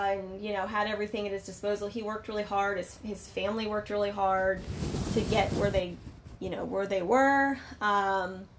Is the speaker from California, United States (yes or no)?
yes; San Francisco, California, United States; Like I'm from the Bay Area. I'm from San Francisco, but probably you're from like 40 minutes north of San